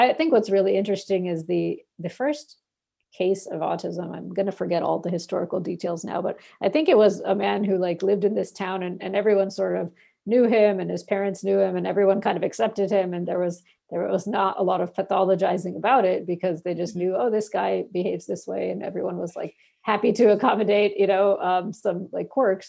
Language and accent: English; Bangladesh; now in United States; in my country of where I was born in Bangladesh